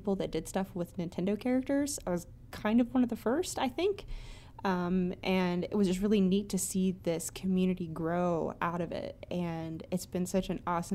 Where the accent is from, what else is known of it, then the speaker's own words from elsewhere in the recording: Indiana, United States; moved away as an adult; now in Ohio, United States; I am from the Midwest. I grew up in Indiana and moved to Ohio a few years ago, and I've been living here for the past, I'd say, about 5 years